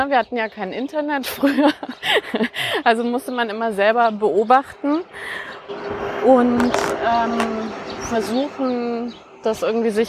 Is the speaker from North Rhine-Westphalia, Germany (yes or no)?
no; Bavaria, Germany; also born or lived in Cologne; Also wir sind äh, relativ bald dann nach äh, in die Nähe von Nürnberg gezogen. Und da bin ich im Wesentlichen aufgewachsen.